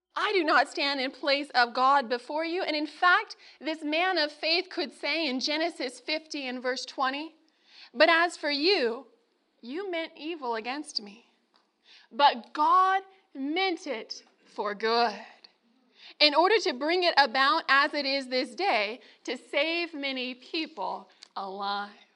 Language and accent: English; Northern California, United States; now in Loma Linda, United States; I'm from Northern California